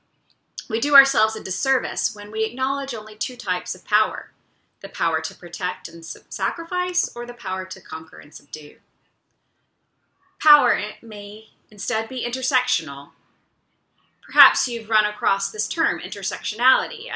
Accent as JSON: {"language": "English", "country": "United States", "said": "we as American citizens"}